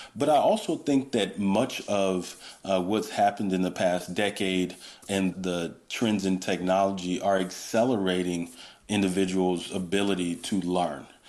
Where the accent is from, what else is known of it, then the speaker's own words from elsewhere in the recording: Georgia, United States; moved away as an adult; now in California, United States; I grew up on the on the East Coast, really in the South, in Georgia